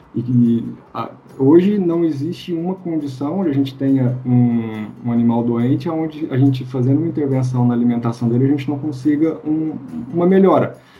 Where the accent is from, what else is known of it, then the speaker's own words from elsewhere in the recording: Minas Gerais, Brazil; sou, sou mineiro